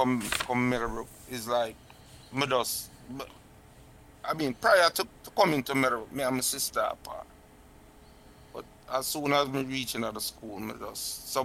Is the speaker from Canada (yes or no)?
no; Cooper's Hill, Jamaica; I come from Cooper's Hill.